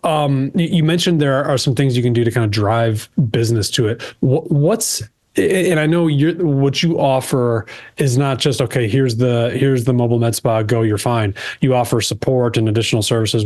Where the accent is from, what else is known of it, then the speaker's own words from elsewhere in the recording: Chicago, Illinois, United States; I'm from Chicago